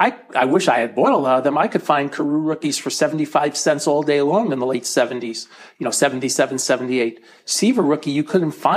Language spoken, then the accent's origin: English; New York, United States; growing up in New York in the 60s and 70s.